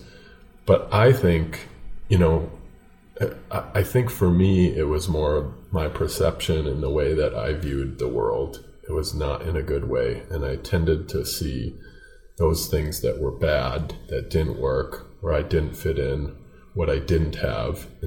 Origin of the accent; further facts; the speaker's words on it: Minnesota, United States; also born or lived in Hopkins, Minnesota; I live in a suburb of the Twin Cities, a little town of Hopkins, Minnesota. So about 10 minutes west, in a town of about 20,000, which is not too far from the way I grew up.